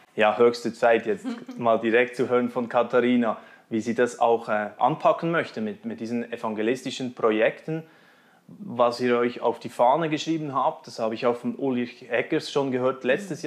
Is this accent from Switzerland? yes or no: yes; Switzerland